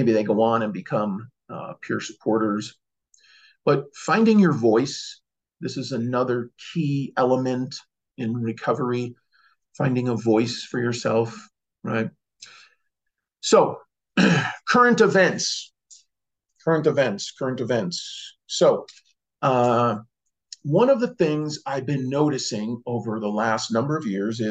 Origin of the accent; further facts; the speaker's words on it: Cicero, Illinois, United States; I grew up in Chicago, Cicero